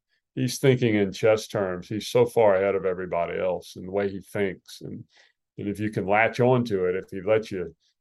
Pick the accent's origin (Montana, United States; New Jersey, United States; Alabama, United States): Alabama, United States; I grew up in Alabama